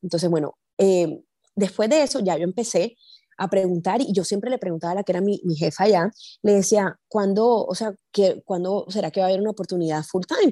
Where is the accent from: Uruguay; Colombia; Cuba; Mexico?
Colombia; Barranquilla, Atlántico; moved away as an adult; also born or lived in Chile; now in Houston, United States; yo soy barranquillera